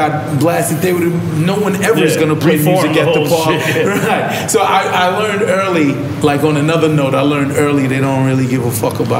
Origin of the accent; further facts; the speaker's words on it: New York City, New York, United States; I'm from Hollis, Queens